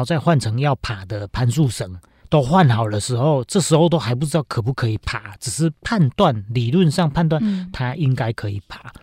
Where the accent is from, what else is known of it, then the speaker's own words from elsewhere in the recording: Linnei, Yunlin County, Taiwan; 我是乡下小孩嘛，我是嗯。云林人， 我家乡在林内乡